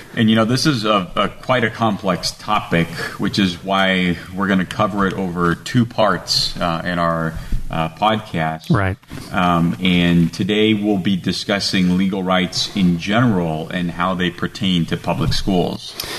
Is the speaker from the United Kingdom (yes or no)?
no; Romania; now in United States; I come from Romania